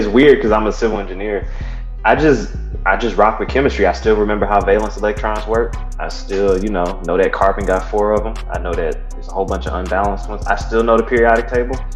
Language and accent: English; Atlanta, Georgia, United States; I'm from Atlanta, East Side, all day.